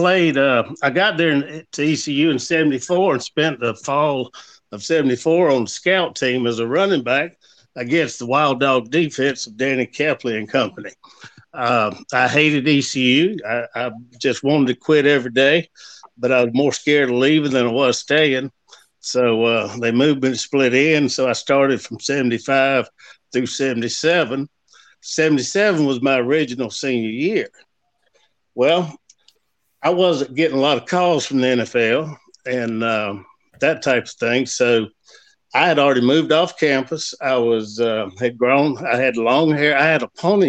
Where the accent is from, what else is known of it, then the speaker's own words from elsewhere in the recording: Warner Robins, Georgia, United States; moved away as an adult; also born or lived in Greenville, North Carolina; I'm from Georgia originally, Warner Robins